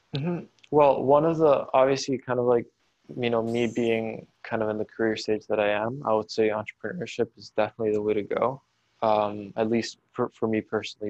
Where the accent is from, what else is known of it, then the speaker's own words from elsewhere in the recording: Caracas, Capital District, Venezuela; moved away as an adult; I grew up in Caracas. Um, I lived there for about 18 years.